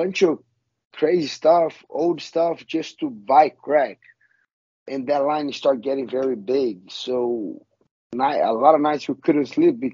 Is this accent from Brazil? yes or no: yes; Rio de Janeiro, Brazil; English is a second language; moved away as an adult; also born or lived in São Paulo, Brazil; now in Florida, United States; So I'm Brazilian. I born and raised in Brazil, Rio de Janeiro.